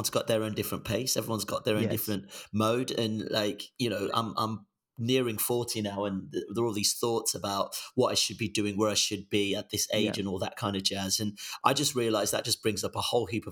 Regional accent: Birmingham, West Midlands, United Kingdom; first language Yoruba; moved away as an adult; also born or lived in Nigeria / Nancy, France; now in London, United Kingdom; I grew up in a really poor part of Birmingham

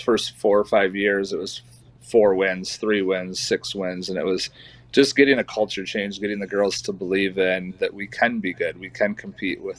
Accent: East Jordan, Michigan, United States; now in Lake City, United States; I grew up in East Jordan, Michigan, which is about an hour north here of Lake City

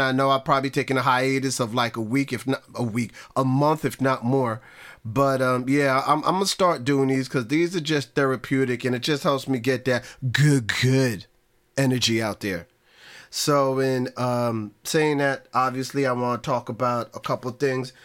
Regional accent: New York, United States; I'm a New Yorker

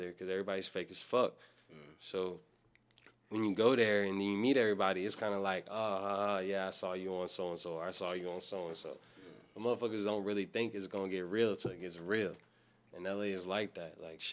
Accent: New York City, New York, United States; moved away; I'm Harlem originally. 141st between Edgecombe and St. Nicholas.

